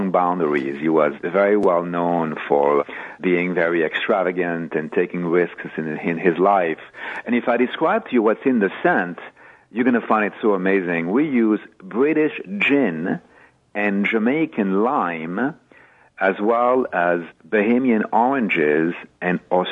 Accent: France; moved away as an adult; now in United States; I'm French, but I am an American at heart, having been in this country for over 30 years

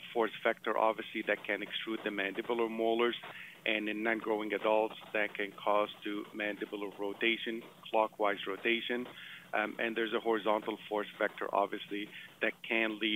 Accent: Montreal, Quebec, Canada; moved away; I'm originally from Montreal.

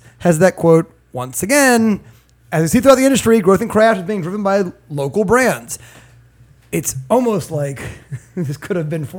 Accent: Virginia, United States; I'm from Virginia

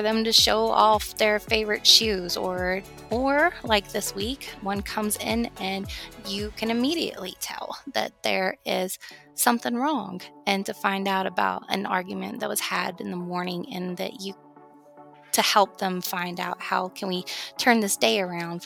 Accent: Georgia, United States; my home state in the Atlanta

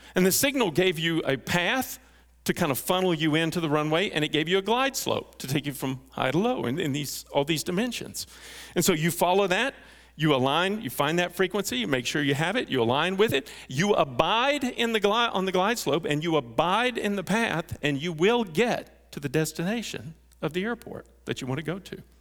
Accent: North Texas, United States; I grew up in North Texas

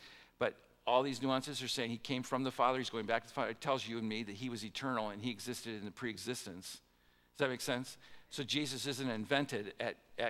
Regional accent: Midwest, United States; I'm a Midwesterner, it was a common custom in the Midwest

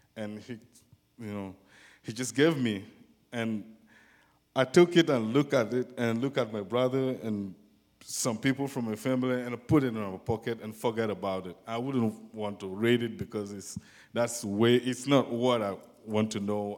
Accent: Burkina Faso; English is a second language; moved away; I came from West Africa, and in a country called Burkina Faso.

